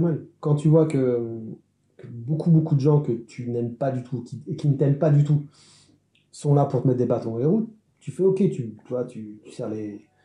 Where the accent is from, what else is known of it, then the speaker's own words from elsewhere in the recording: Sarcelles, Île-de-France, France; je, suis, né, j'ai grandi à Sarcelles